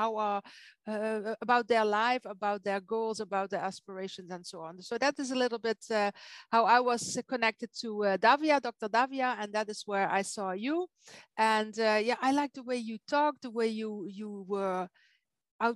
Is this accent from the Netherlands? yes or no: yes; Netherlands; English is a second language; now in Belgium; I'm not an English-speaking native. I'm from Holland. I live in Belgium.